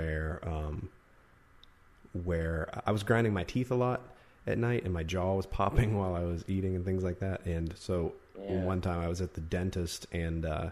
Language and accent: English; West Virginia, United States; now in California, United States; the West Virginian inside of me. That's where I'm from and where I grew up